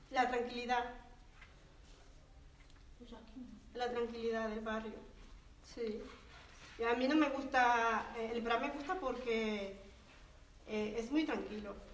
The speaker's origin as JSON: {"language": "Spanish", "country": "El Salvador", "said": "Y bueno, el vivir ahí eh, también me ha aportado a mí, como, salvadoreña, eh, conocerlos más y, aprender vuestras costumbres"}